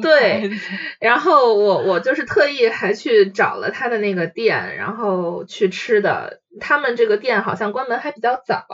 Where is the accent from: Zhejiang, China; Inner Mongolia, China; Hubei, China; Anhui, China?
Inner Mongolia, China; 因为就是我的老家是在内蒙哈